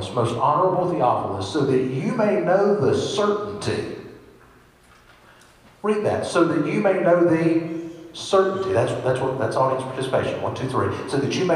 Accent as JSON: {"language": "English", "area": "Washington Parish", "region": "Louisiana", "country": "United States", "tie": "born or raised there", "said": "I grew up North Shore in Washington Parish, Louisiana"}